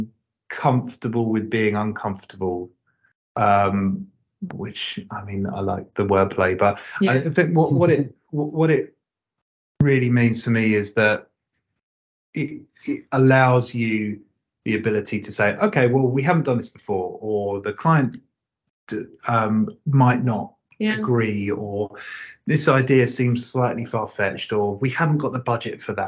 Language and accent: English; Southend-on-Sea, East of England, United Kingdom; I grew up near Southend-on-Sea, which does have a beach, but isn't warm.